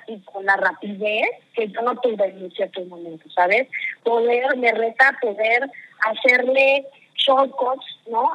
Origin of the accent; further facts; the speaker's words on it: Mexico; also born or lived in United States; yo soy una mujer mexicana, nací en una familia tradicional